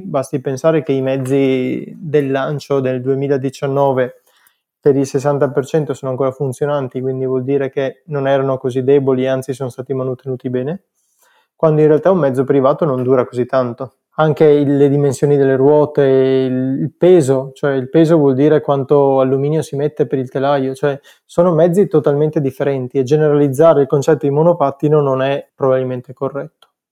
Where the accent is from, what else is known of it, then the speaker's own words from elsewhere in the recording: Cittadella, Veneto, Italy; Cittadella che è il mio paesino